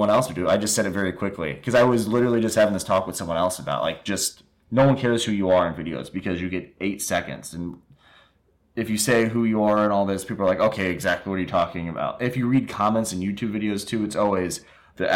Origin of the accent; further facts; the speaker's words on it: Indiana, United States; we're from Indiana